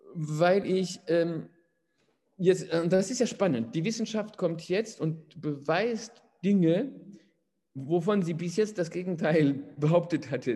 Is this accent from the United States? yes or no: no; Paris, Île-de-France, France; moved away as an adult; now in near Poitiers, France; ich bin in Paris geboren und aufgewachsen